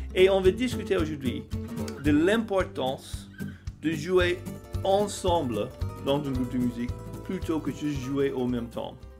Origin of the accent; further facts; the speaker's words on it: United States; des choses que j'ai chantées en mon enfance aux États-Unis